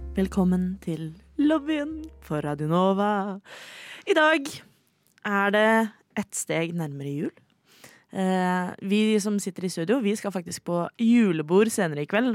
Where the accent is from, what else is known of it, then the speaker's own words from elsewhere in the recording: Oslo, Norway; jeg er fra Oslo